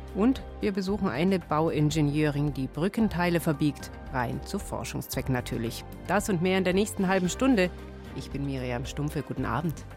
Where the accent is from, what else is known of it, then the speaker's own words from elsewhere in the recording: Germany; bei uns in Deutschland